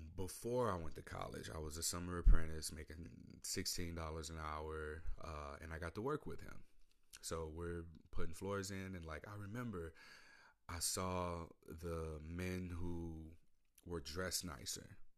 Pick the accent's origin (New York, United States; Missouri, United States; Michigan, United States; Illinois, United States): Missouri, United States; St. Louis; moved away as an adult; now in Portland, United States; I come from Saint Louis, Missouri.